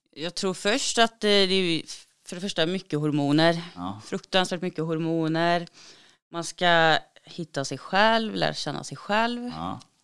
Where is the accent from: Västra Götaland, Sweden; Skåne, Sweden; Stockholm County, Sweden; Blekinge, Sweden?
Västra Götaland, Sweden; Uddevalla; Jag är född och uppväxt i Uddevalla